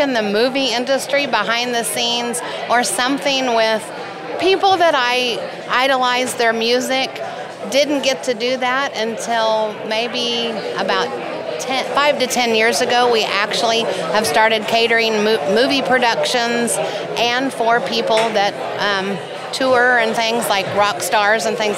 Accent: Norman, Oklahoma, United States; I grew up right here in Norman, Oklahoma

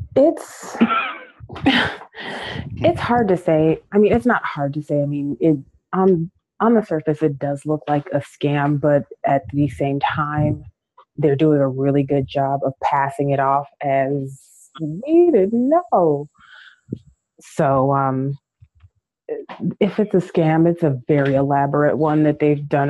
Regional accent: Detroit, Michigan, United States; I grew up in Rosedale

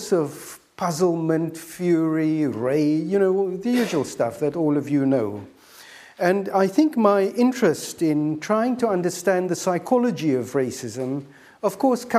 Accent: South Africa; moved away; I am a South African, as you may know, and that means that the encounter with apartheid was very much what I grew up

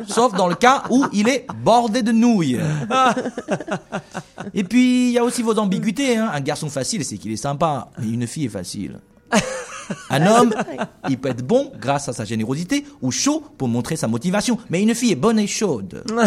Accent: China; French is a second language; also born or lived in Brest, France; je suis chinois

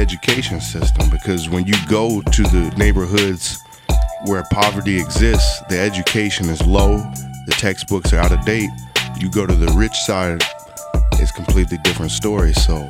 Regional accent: Riverside, California, United States; The neighborhood I grew up in Rubidoux, California, in the city of Riverside

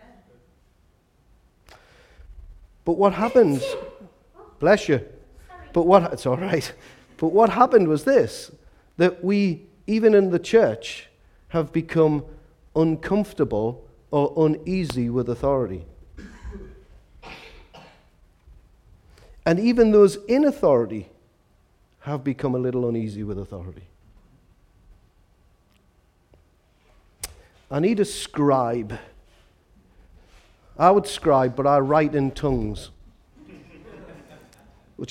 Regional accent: Newcastle upon Tyne, North East England, United Kingdom; I'm from Walker.

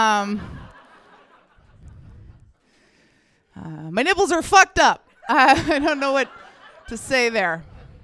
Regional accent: Ontario, Canada; now in Vancouver, Canada; I'm not from Vancouver. Like most people, Ontario, yeah, all of us. At some point you just move. I moved out here

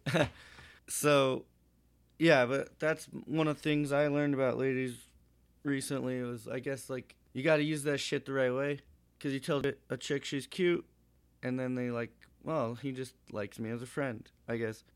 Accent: Montana, United States; I'm from Montana.

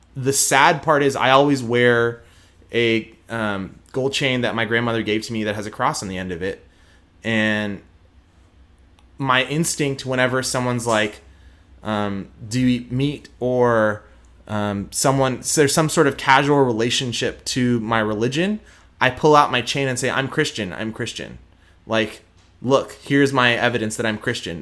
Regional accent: Houston, Texas, United States; accent: twang; now in Dallas, United States; I am born and raised in Houston. I do not have an Indian accent.

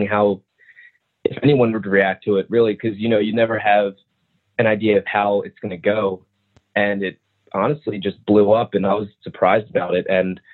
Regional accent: New Jersey, United States; I'm from New Jersey

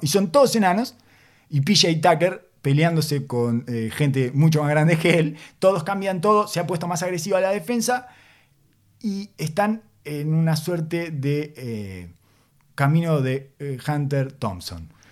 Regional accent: Uruguay; accent: Uruguayan; first language Spanish (Uruguayan); tengo demasiado metido adentro el uruguayo, mi lengua materna

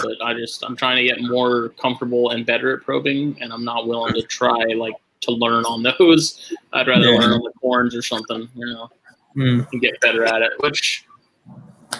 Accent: United States; I'm American

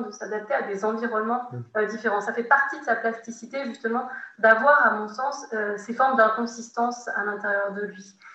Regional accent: France; en tant que Français de fin du XXe siècle, début du XXIe siècle

